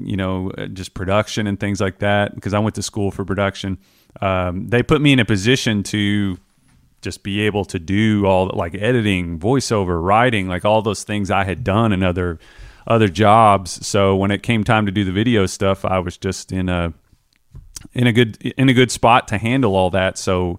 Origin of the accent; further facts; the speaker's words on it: Taylorsville, Kentucky, United States; I'm a guy from Kentucky, but I grew up in like the Taylorsville area